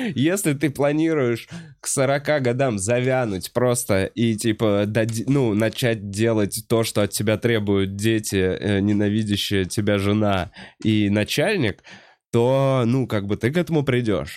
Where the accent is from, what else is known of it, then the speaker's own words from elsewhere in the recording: Moscow, Russia; в Бутово, в моей однокомнатной квартире. Да, я потому что москвич никуда не переехал